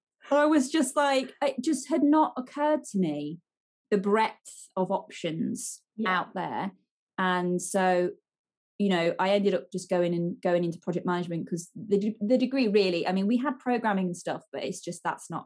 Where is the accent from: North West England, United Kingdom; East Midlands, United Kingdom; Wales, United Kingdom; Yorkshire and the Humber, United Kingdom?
East Midlands, United Kingdom; my hometown.